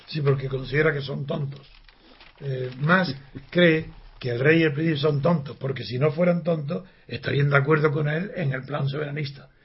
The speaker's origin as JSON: {"language": "Spanish", "town": "Granada", "region": "Andalusia", "country": "Spain", "said": "Soy de Granada y digo Siu, con C"}